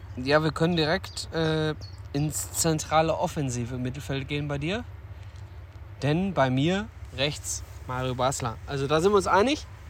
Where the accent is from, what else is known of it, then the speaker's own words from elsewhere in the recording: Ruhr area, North Rhine-Westphalia, Germany; wir begeben uns in äh, unsere Heimat, in meine Heimat, den Ruhrpott.